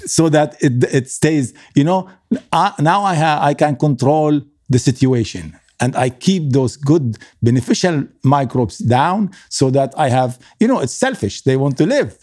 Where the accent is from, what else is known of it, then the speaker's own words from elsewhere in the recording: Lebanon; moved away; also born or lived in Kuwait; I come from Lebanon